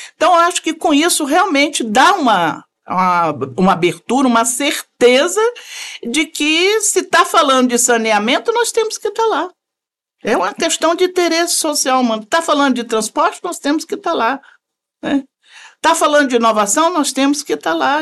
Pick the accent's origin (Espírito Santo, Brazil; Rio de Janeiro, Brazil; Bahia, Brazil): Espírito Santo, Brazil; moved away as an adult; also born or lived in Vitória; now in Brasília, Brazil; eu sou formada em Vitória, sou capixaba, formada em Vitória. Mas em menos de dois meses de formada, eu fui para Brasília e fiz toda a minha vida profissional lá